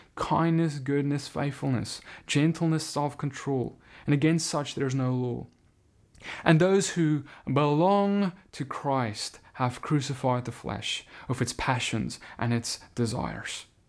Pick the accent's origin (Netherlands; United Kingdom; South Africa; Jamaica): South Africa; now in United States; I now live in America, but I come from South Africa.